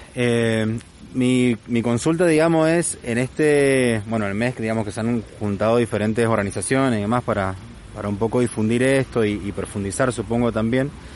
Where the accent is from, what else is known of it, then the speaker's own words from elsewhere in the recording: Argentina; me siento súper argentino y súper orgulloso